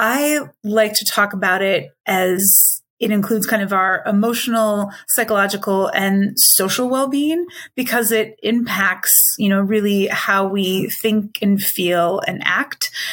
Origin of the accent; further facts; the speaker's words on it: Minnesota, United States; moved away as an adult; also born or lived in Illinois / Michigan; now in Washington, D.C., United States; raised in Minnesota